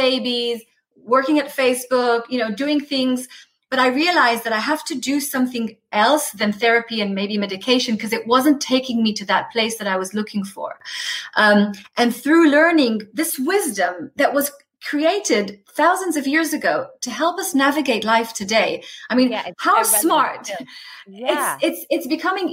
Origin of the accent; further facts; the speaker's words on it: Tel Aviv, Tel Aviv District, Israel; the community that I was brought up in Israel. So I'm like a Tel Aviv girl